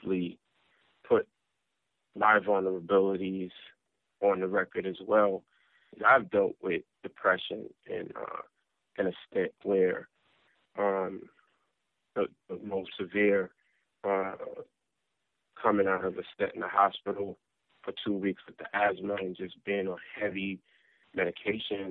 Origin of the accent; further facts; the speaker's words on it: New York City, New York, United States; growing up in South Jamaica, Queens.